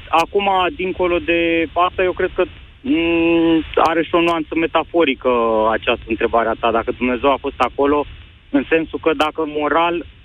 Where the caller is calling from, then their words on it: Bucharest, Romania; salut, mai sunt … din București.